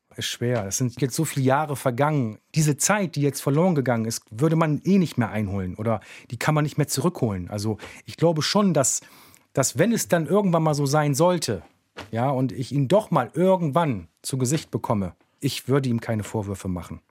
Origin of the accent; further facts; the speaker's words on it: Bremen, Germany; Aufgewachsen bin ich im Viertel. Also ich bin ein Kind des Viertels.